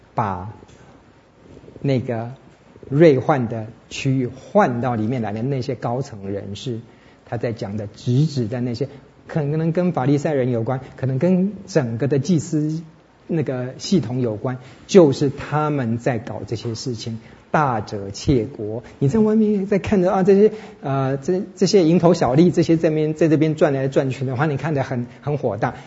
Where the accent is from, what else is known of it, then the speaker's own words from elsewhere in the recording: Taiwan; 身为台湾人